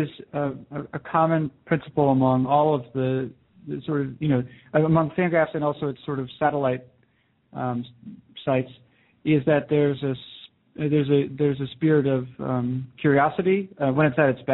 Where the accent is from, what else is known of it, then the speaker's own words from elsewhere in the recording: New Hampshire, United States; I grew up in New Hampshire, and my family were all very dedicated and remain so Red Sox fans.